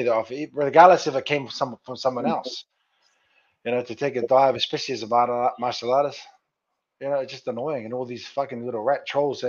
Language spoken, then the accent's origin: English; Sydney, New South Wales, Australia; my hometown of Sydney